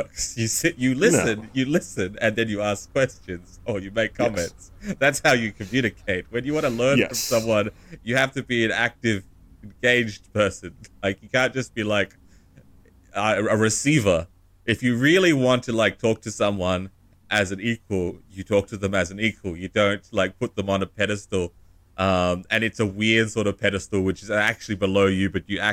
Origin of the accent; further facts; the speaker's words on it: Australia; I can only really speak as an Australian, as a white Australian